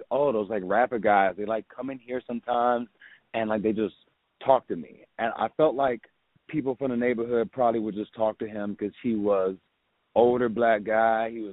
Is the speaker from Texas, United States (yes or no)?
yes; Houston, Texas, United States; growing up in Third Ward